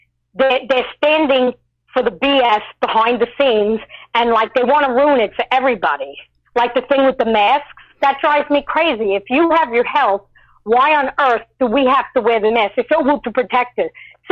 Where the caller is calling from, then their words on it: Long Island, New York, United States; from Long Island, New York.